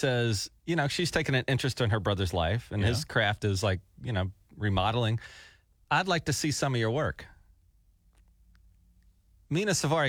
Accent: Fairhope, Alabama, United States; now in Oklahoma, United States; So I lived in a town in Alabama called Fairhope, Alabama, a tiny little town.

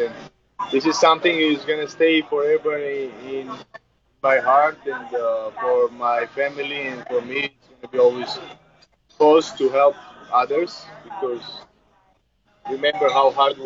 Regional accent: Georgia; English is a second language; also born or lived in Netherlands; now in United States; I'm a kid from Georgia

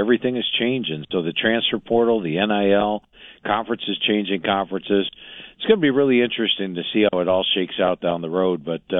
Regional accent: Ohio, United States; I grew up in Ohio watching the Rose Bowl game

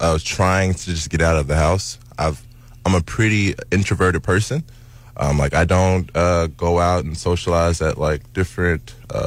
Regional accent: Kansas City, Missouri, United States; I grew up in Kansas City, Missouri.

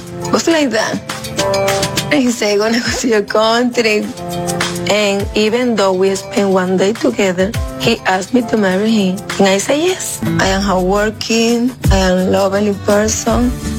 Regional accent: Dominican Republic; I am 30 years old. I am from Dominican Republic.

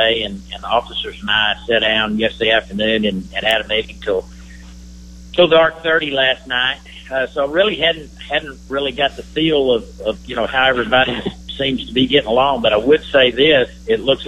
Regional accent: San Angelo, Texas, United States; my hometown, San Angelo, Texas.

